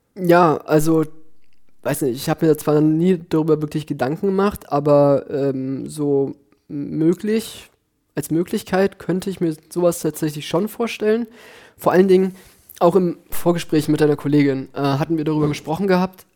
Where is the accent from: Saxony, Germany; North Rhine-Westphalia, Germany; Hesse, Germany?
North Rhine-Westphalia, Germany; near Düsseldorf; moved away as an adult; now in Berlin, Germany; ich komme halt aus der Nähe von Düsseldorf. Ich bin zwar auf dem Land groß geworden